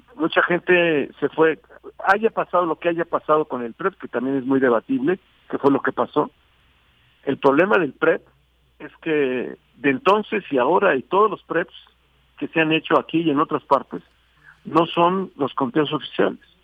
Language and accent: Spanish; Mexico; como ciudadano y como mexicano